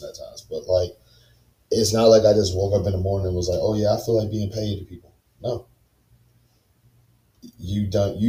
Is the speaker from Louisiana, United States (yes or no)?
yes; Baton Rouge, Louisiana, United States; I'm very loyal to my hometown and very loyal to my city. I love Baton Rouge, Louisiana